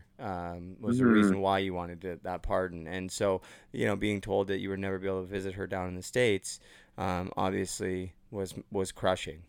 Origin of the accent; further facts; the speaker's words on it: Port Coquitlam, British Columbia, Canada; moved away as an adult; now in Ontario, Canada; I'm from Port Coquitlam. I've only been in Ontario for 3 years, so I'm BC born and raised